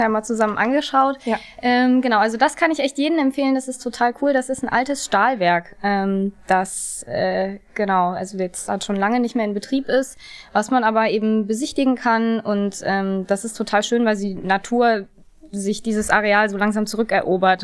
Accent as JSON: {"language": "German", "town": "Duisburg", "region": "North Rhine-Westphalia", "country": "Germany", "tie": "born or raised there", "also_born_or_lived": "Hamburg", "moved": "yes", "said": "ich bin auch gerne in Duisburg groß geworden"}